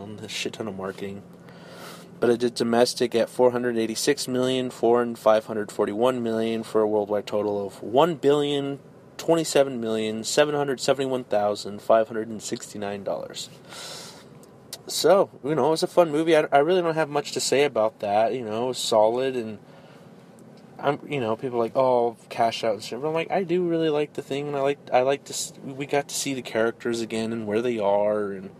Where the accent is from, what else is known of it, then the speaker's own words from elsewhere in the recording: Denver, Colorado, United States; now in Houston, United States; we are in Houston, Texas right now, but we were both born and raised in Denver, Colorado